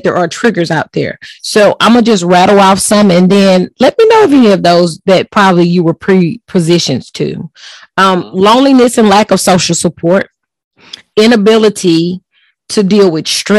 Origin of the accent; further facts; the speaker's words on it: Texas, United States; I'm from Texas